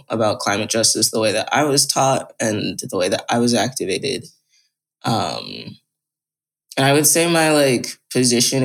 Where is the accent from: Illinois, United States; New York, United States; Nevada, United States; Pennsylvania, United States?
New York, United States; I live in New York. I'm from New York.